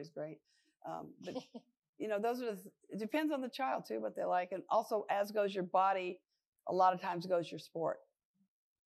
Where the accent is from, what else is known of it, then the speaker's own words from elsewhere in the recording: Long Beach, California, United States; I'm from Long Beach, California